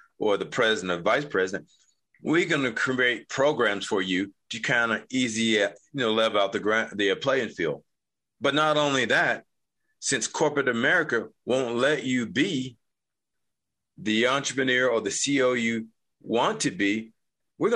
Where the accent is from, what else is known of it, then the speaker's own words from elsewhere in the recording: North Carolina, United States; now in Utah, United States; I'm actually from originally North Carolina